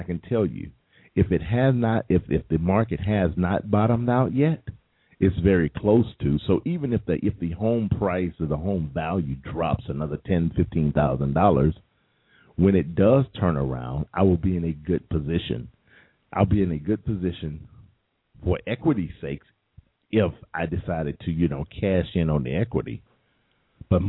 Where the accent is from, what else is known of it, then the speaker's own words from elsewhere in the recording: United States; I'm American